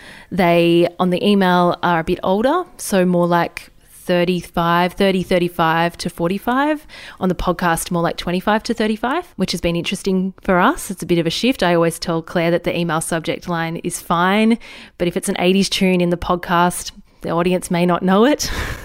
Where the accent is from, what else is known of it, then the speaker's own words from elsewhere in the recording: Australia; We're both regional girls. We're both not from Sydney, not from a major city, and we have a really strong regional audience.